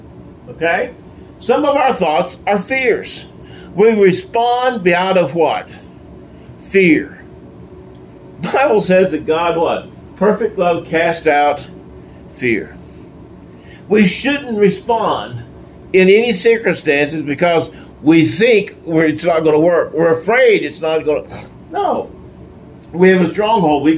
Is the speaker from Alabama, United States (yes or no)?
no; Texas, United States; I'm a Texan, born a Texan